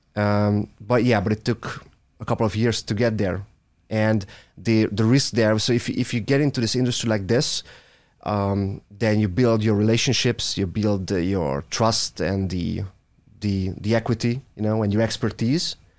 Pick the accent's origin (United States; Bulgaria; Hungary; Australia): Hungary; I'm from Hungary